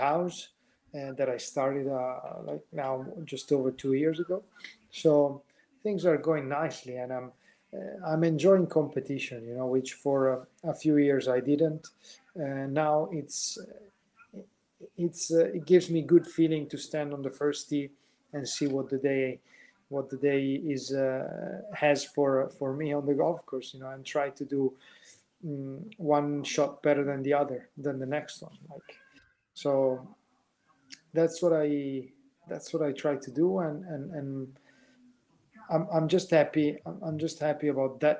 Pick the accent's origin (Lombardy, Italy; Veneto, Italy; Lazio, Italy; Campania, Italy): Veneto, Italy; Verona; I grew up basically where I still live. Verona is my hometown